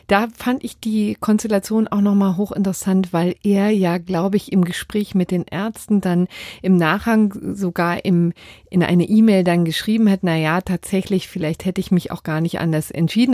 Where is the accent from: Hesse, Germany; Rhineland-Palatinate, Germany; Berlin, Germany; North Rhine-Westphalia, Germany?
Berlin, Germany; meiner Heimatstadt Berlin